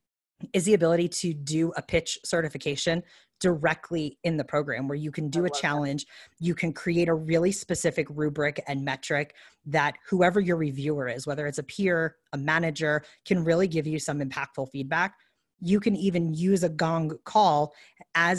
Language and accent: English; New York, United States; I'm from New York